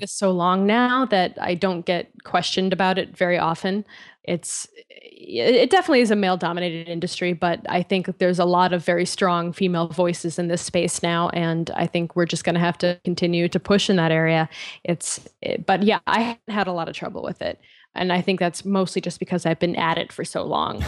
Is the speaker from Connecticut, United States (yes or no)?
yes; Connecticut, United States; moved away as an adult; also born or lived in Boston / San Francisco; I grew up in Connecticut